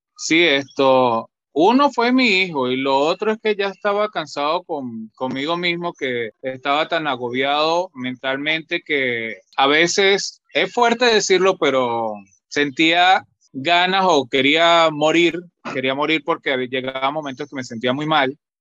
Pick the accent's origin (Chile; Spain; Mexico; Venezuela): Venezuela; La Grita, Táchira; now in Lima, Peru; yo soy eh, nacido en un pueblo de un pueblo llamado La Grita que pertenece a los Andes de Venezuela